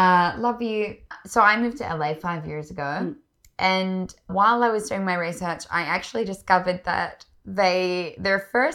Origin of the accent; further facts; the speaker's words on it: Wollongong, New South Wales, Australia; moved away as an adult; now in Los Angeles, United States; So I am from Wollongong.